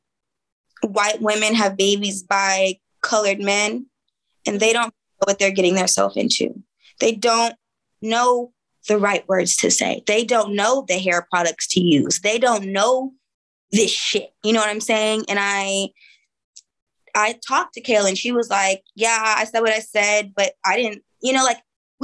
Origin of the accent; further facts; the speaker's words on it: Oakland, California, United States; I'm from East Oakland.